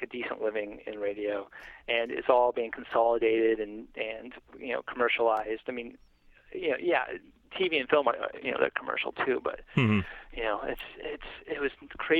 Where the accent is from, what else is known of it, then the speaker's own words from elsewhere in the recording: San Jose, California, United States; moved away as an adult; also born or lived in Burbank, California; now in Los Angeles, United States; I grew up in San Jose, California, in Silicon Valley